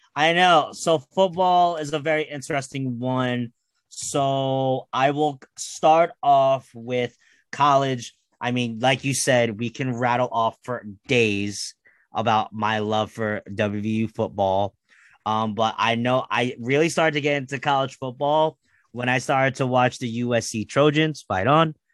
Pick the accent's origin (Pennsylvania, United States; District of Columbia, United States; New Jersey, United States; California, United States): New Jersey, United States; I'm from New Jersey